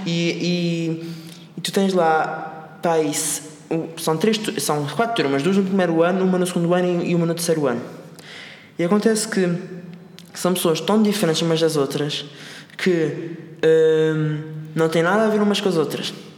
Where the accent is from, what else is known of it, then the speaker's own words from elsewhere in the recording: Madeira, Portugal; moved away as an adult; also born or lived in Lisbon; now in Seattle, United States; eu sou da Madeira e o, meu, e, o, e, o meu, e o meu objetivo era sair da Madeira para vir para Lisboa estudar